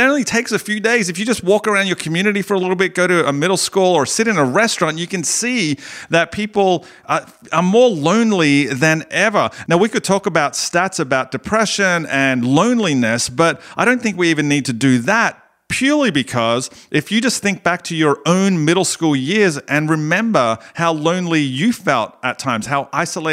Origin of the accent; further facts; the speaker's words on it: Australia; accent: Australian; my Australian accent